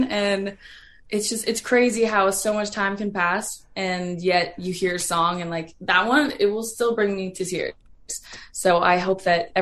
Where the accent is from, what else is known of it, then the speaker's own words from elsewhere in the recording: an hour west of Toronto, Ontario, Canada; moved away; I grew up an hour west of Toronto